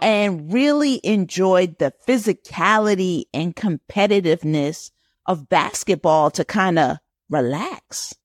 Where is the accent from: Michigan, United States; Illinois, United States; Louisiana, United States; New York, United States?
New York, United States; Growing up in New York, we used to sing the Black National anthem at the start of every assembly